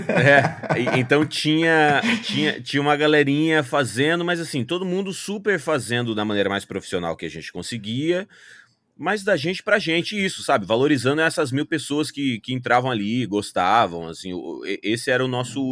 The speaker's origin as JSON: {"language": "Portuguese", "town": "Cuiabá", "region": "Mato Grosso", "country": "Brazil", "tie": "born or raised there", "also_born_or_lived": "Sinop, Brazil", "moved": "as an adult", "lives_now": "California, United States", "said": "nascido e crescido em Cuiabá, no Mato Grosso"}